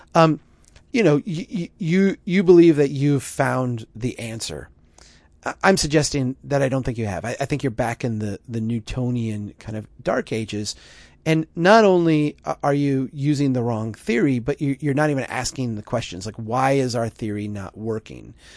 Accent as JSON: {"language": "English", "region": "Minnesota", "country": "United States", "tie": "born or raised there", "said": "my home state of Minnesota"}